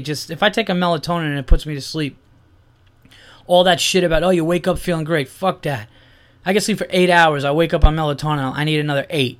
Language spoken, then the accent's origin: English; Yonkers, New York, United States; I was born in Yonkers